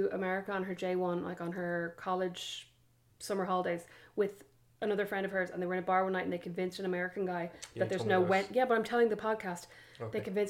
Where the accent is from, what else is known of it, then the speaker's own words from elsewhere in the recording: Ireland; now in United States; I'm Irish.